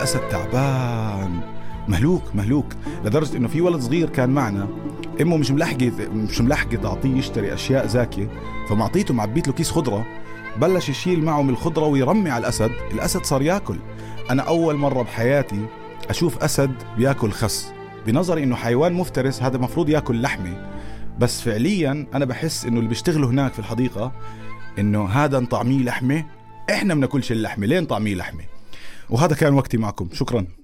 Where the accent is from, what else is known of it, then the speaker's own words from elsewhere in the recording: Jordan; احنا كاردنيين